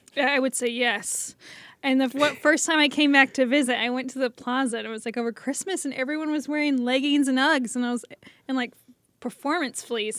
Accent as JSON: {"language": "English", "town": "Olathe", "region": "Kansas", "country": "United States", "tie": "born or raised there", "also_born_or_lived": "France", "moved": "as an adult", "lives_now": "Portland, Oregon, United States", "said": "I'm from Kansas City. Grew up in Olathe"}